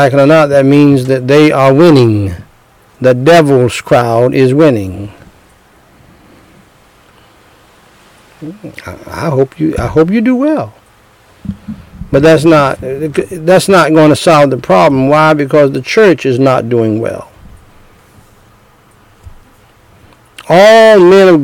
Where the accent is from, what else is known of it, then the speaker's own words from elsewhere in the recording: James City, United States; I'm from James City, from the dirt roads of James City